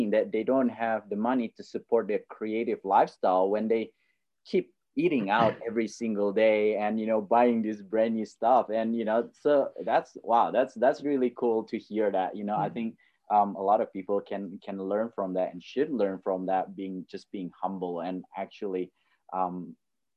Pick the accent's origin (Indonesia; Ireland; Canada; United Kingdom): Indonesia; now in Australia; I grew up in Indonesia